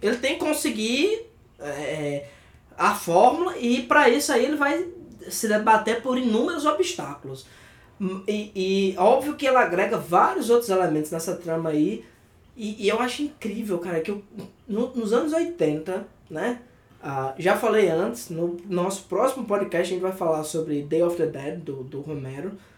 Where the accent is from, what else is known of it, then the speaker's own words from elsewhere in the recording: Brazil; para nós que somos brasileiros